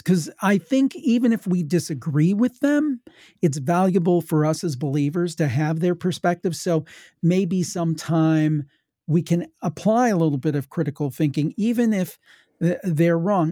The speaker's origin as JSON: {"language": "English", "region": "Ohio", "country": "United States", "said": "I'm from Ohio, my family was from West Virginia"}